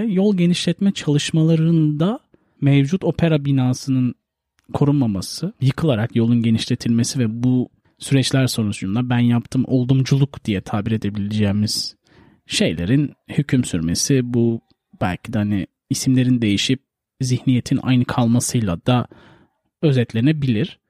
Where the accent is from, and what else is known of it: Turkey